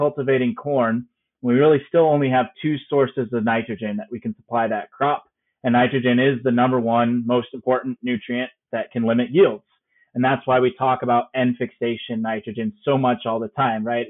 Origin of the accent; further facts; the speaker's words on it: Byron, Illinois, United States; also born or lived in Champaign-Urbana, Illinois; I am an Illinois native, so I grew up in Byron, Illinois, up there in north in Ogle County.